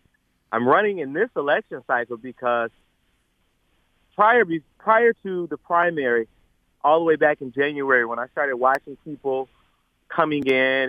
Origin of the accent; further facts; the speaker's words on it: Detroit, Michigan, United States; I call myself a West Side boy, but an East Side man, because I was born and reared on the West Side, but I purchased my first home and started my career on the East Side of Detroit.